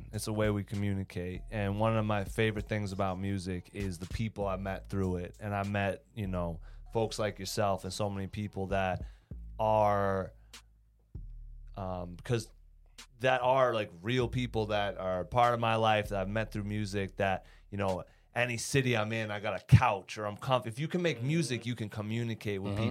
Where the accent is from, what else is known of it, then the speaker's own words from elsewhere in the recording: New Hampshire, United States; moved away; I'm from New Hampshire originally.